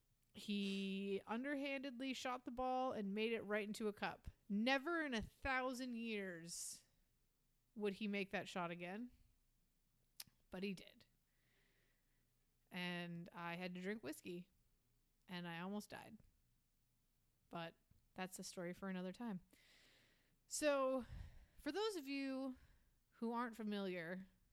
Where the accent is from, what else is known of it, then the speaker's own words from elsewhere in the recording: the North, United States; So, yeah, okay, but I'm from the north.